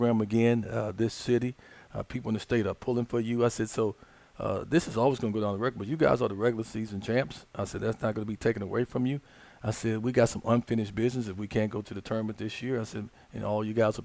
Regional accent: Chicago, Illinois, United States; moved away as an adult; now in Little Rock, United States; I'm born and raised in Chicago

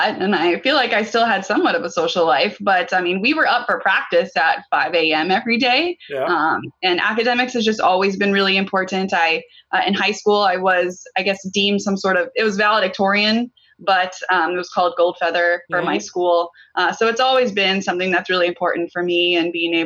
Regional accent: Bradenton, Florida, United States; since I grew up in Bradenton, Sarasota area

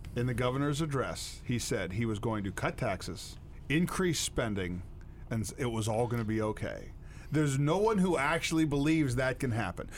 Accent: United States; I'm from Bedford County

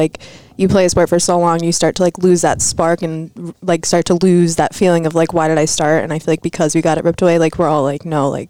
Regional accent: Mystic, Connecticut, United States; I'm from Mystic, Connecticut.

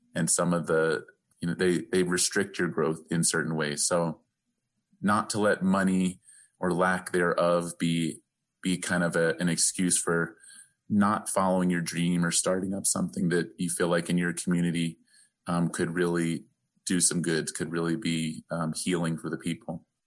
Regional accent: the East, East Coast, United States; now in Albuquerque, United States; growing up in the East

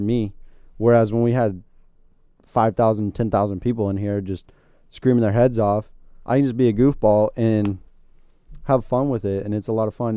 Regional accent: Florida, United States; I'm from Florida and I grew up in this

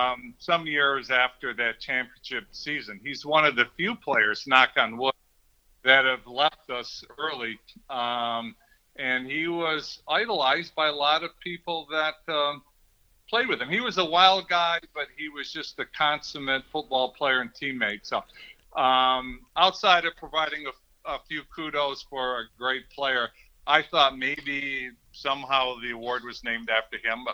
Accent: Grand Rapids, Michigan, United States; Grand Rapids, Michigan, which is my hometown.

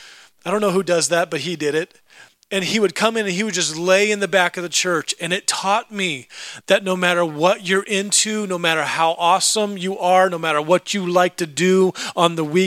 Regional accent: Alaska, United States; also born or lived in California / Idaho / Oregon; I grew up in Alaska. And we lived in Alaska, and then we moved to California, and then we lived in Alaska, and then we moved out to Idaho and Oregon, and then back to Alaska

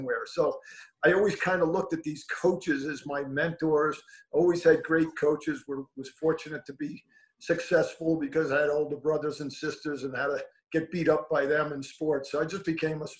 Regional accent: Levittown, New York, United States; I grew up in Levittown, New York

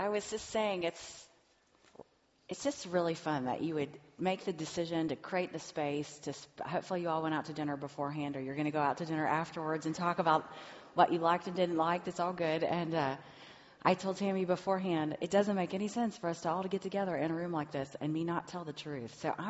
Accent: Cincinnati, Ohio, United States; also born or lived in Monterrey, Mexico / Indiana; I grew up here in Cincinnati, over by the Kings Island area. I went to Indiana University, then my husband and I, in 1997, moved to Monterrey, Mexico, where we lived for 15 years.

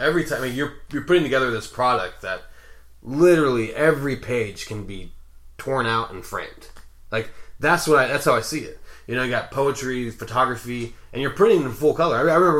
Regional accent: Los Angeles, California, United States; now in Austin, United States; I'm from the worst part of California, Los Angeles

